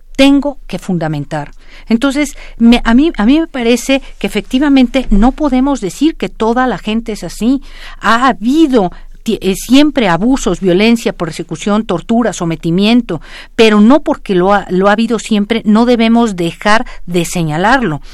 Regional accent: Mexico; yo soy mexicana

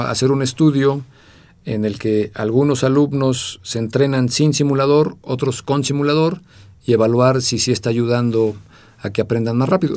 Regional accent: Mexico; also born or lived in England; me fui a estudiar fuera de México a Inglaterra, becado por la UNAM

